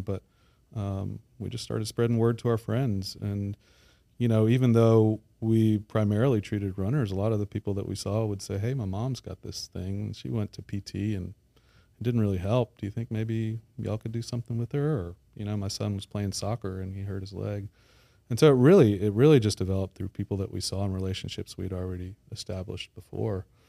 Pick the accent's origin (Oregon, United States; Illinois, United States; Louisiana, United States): Louisiana, United States; Baton Rouge; moved away as an adult; also born or lived in Midwest / New Orleans; I grew up in Baton Rouge, uh, have been away for about twenty years